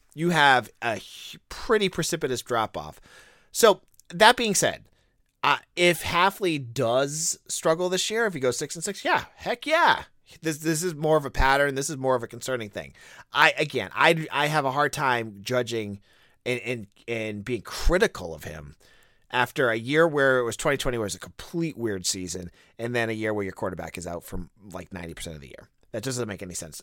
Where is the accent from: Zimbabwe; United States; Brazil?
United States; New England; I grew up in New England